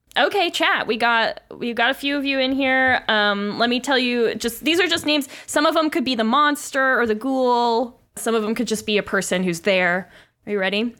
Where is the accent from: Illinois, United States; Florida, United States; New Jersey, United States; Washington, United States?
Florida, United States; I am from Florida, in a way